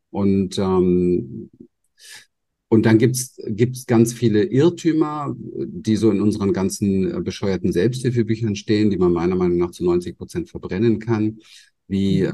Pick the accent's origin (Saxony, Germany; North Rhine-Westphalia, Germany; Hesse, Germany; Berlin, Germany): Berlin, Germany; moved away; ich bin im Hinterhof von Berlin aufgewachsen